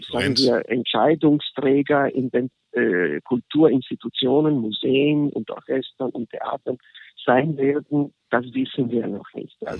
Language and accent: German; Genoa, Liguria, Italy; born there; von meiner, von meiner Geburtsstadt in Genua.